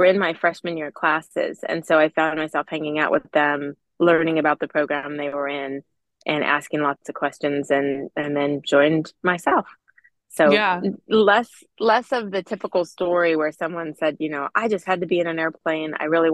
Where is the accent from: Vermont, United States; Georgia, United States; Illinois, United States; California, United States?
California, United States; San Diego; I grew up in San Diego and my dad was a Navy fighter pilot and my mom, stay-at-home mom, we were in San Diego, which has a lot of Navy presence.